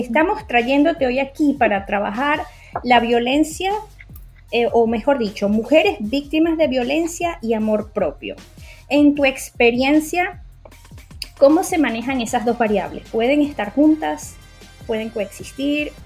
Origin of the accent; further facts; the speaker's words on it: Venezuela; soy médico psiquiatra venezolana y psicoterapeuta